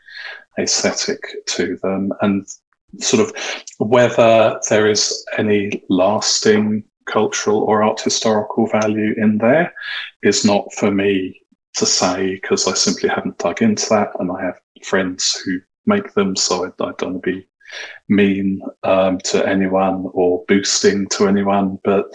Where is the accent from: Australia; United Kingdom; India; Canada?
Canada; Vancouver, British Columbia; I'm from Vancouver, so I was on stage after the CryptoKitties team